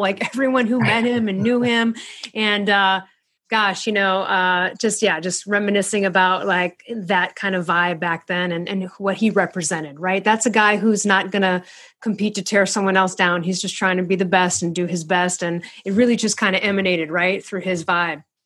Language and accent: English; Chicago, Illinois, United States; I'm from Chicago